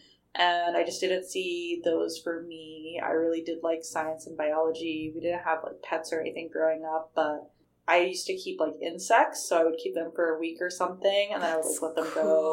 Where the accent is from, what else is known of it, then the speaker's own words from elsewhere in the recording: Salt Lake City, Utah, United States; moved away as an adult; now in La Jolla, United States; I grew up in Salt Lake City, Utah, to two immigrant parents